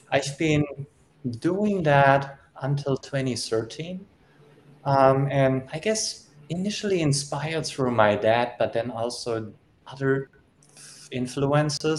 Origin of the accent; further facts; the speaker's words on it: Germany; I was born and raised in Germany